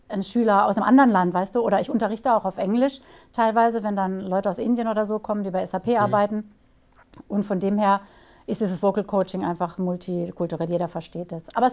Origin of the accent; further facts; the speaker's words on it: Karlsruhe, Baden-Württemberg, Germany; born there; also born or lived in Stuttgart / Switzerland / Hamburg; now in Bruchsal, Germany; also, ja, ich, komm, ich bin geboren in Karlsruhe. Ähm